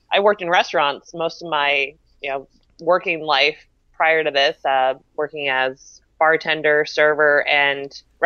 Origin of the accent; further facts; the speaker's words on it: outside Baltimore, Maryland, United States; also born or lived in Billings, Montana / Minnesota; now in Destin, United States; I was born and raised right outside of Baltimore, Maryland, ended up moving out to Billings, Montana